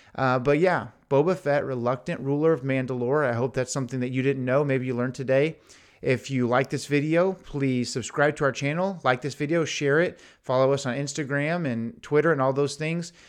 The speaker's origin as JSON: {"language": "English", "town": "Houston", "region": "Texas", "country": "United States", "said": "I'm from Houston"}